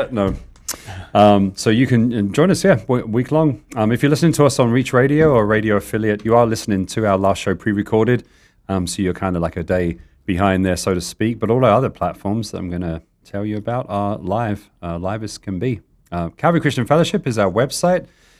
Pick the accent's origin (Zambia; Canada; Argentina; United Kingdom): United Kingdom; now in Tucson, United States; And I'm British. I mean, I'm used to some cold weather